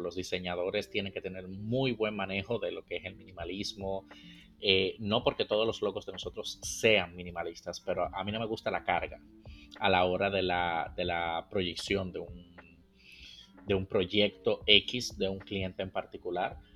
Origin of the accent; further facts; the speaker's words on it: Dominican Republic; moved away; está mi tierra, República Dominicana